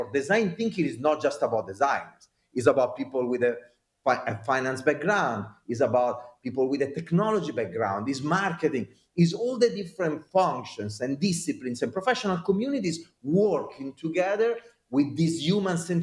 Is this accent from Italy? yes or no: yes; Italy; accent: Italian; now in United States; I am an American citizen, but with my Italian accent, and I am an Italian citizen, but living in America